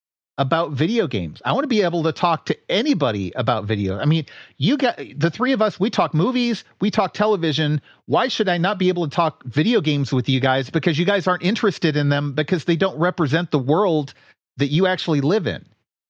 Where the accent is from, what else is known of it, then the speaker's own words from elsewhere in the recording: Washington, D.C. area, United States; I grew up just outside of Washington, D.C. It's a pretty diverse place.